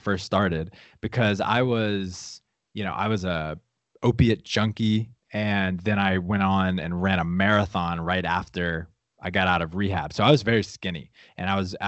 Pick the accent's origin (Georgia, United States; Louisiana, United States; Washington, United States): Louisiana, United States; I grew up in Louisiana, super small town, around a lot of my family